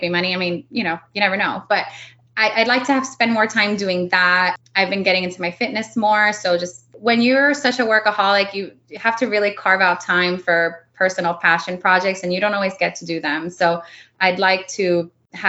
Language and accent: English; Miami, Florida, United States; first language Spanish; English is a second language; moved away as an adult; also born or lived in North Dakota; I was born in Miami